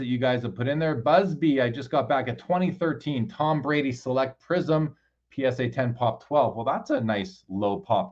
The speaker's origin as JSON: {"language": "English", "country": "Canada", "said": "I'm a Canadian."}